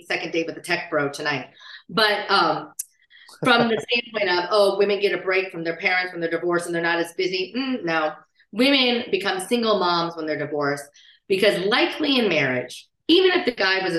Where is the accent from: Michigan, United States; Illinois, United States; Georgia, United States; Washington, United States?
Illinois, United States; Peoria; moved away; also born or lived in Las Vegas / Florida; I'm from Peoria, Illinois, a small village.